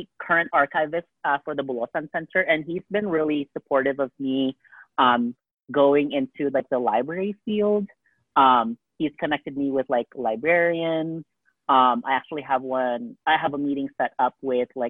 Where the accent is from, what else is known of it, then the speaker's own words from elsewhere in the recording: Alaska, United States; now in Las Vegas, United States; coming from Alaska, being, like, a whitewashed Filipino